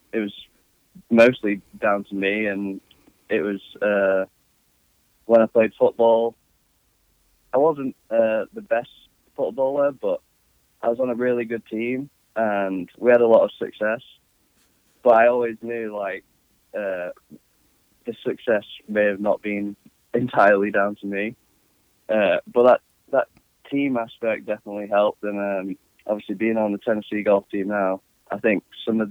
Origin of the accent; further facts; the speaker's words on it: England, United Kingdom; moved away as an adult; now in United States; I grew up in England